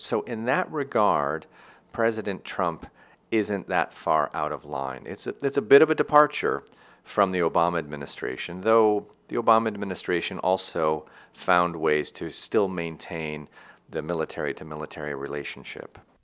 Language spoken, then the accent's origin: English; United States; also born or lived in Tunisia / Morocco / Egypt; me as an American